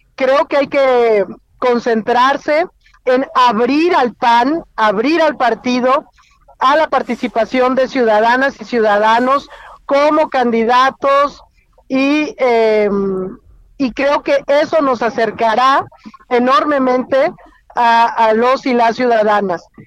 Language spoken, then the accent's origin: Spanish; Querétaro, Mexico; de hecho voy camino a mi tierra, eh, voy en carretera hacia Querétaro